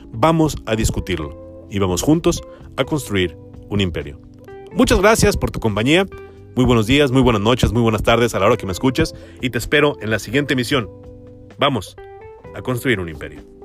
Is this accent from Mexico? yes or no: yes; Mexico